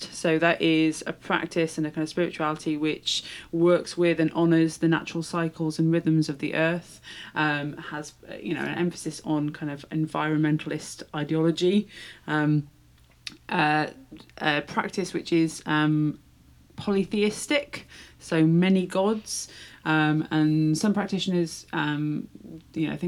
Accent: Shropshire, West Midlands, United Kingdom; I'm from Shropshire

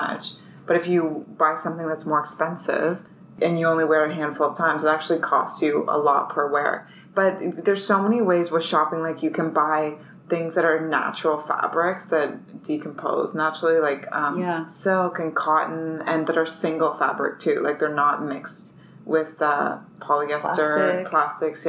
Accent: London, Ontario, Canada; now in Toronto, Canada; I'm originally from London, Ontario, which is 2 hours from here

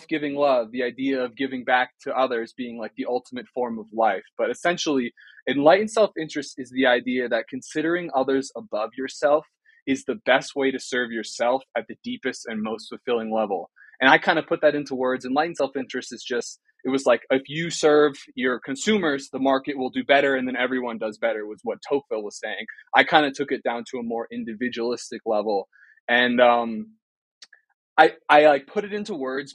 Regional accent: New Jersey, United States; now in Boulder, United States; I'm from New Jersey.

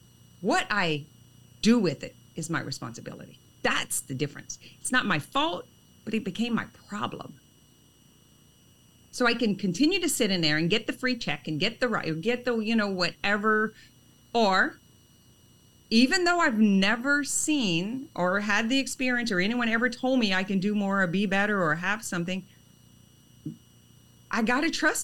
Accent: an hour from Lake Charles, Louisiana, United States; I'm an hour from Lake Charles.

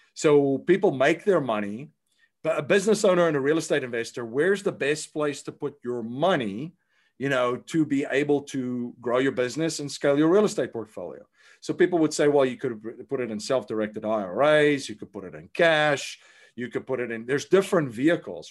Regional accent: South Africa; I grew up in South Africa

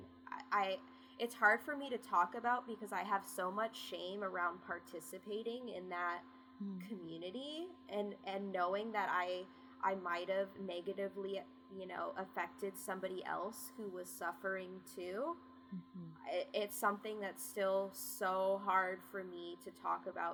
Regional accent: West Coast, California, United States; also born or lived in Bennington, Vermont / Plainville, Massachusetts; I grew up on the West Coast

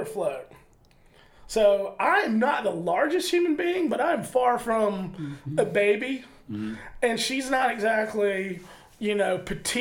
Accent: Augusta, Georgia, United States; I grew up in Augusta, Georgia

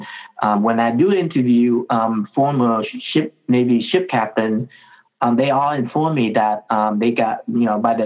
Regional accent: Ho Chi Minh City, Vietnam; moved away; I was born in Vietnam, in Saigon

